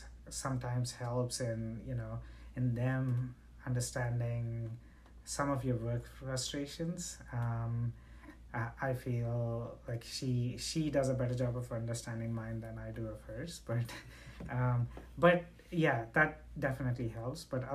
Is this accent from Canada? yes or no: no; India; moved away; I'm originally from India